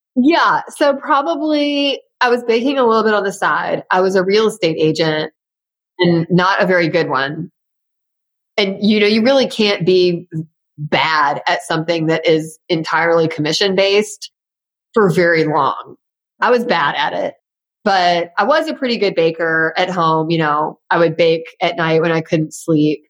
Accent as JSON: {"language": "English", "town": "Memphis", "region": "Tennessee", "country": "United States", "tie": "born or raised there", "said": "being in Memphis, my hometown, you know, full of people who know me or know my family or were my second grade teacher"}